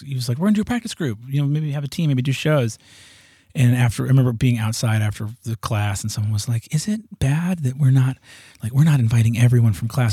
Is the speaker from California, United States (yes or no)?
no; New York, United States; also born or lived in Hudson Valley, New York; I grew up in New York. Part of the time in the cities, when I was very little, I was in the city